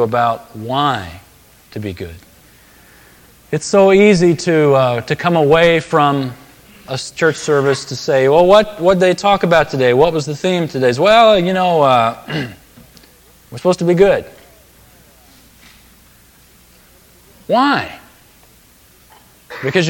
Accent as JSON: {"language": "English", "country": "United States", "said": "as an American Christian"}